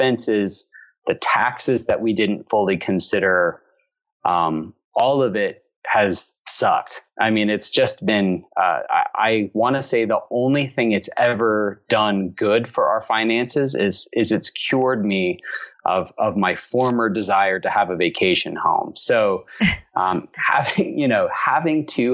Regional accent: Alabama, United States; moved away as an adult; now in Atlanta, United States; I'm from Alabama originally, and my wife, who is from Connecticut, was very good natured about living in my hometown for 6 years

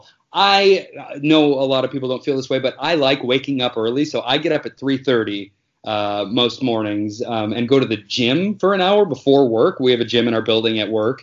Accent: Northwest Indiana, United States; moved away as an adult; also born or lived in New York; now in Los Angeles, United States; I am from Indiana, just right outside of Chicago, like Northwest Indiana, real close to Illinois there.

